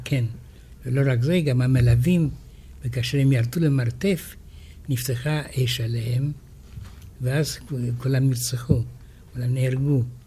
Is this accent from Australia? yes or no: no; France; now in Israel; אני גדלתי בצרפת, אבל הסביבה של ההוריי היו רוסים